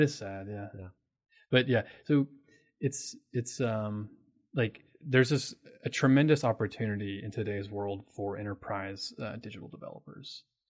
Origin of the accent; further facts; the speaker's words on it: Oldham County, near Louisville, Kentucky, United States; I'm a Kentucky native. I'm from Louisville. I'm actually from Oldham County, um, which is like a little bit outside of Louisville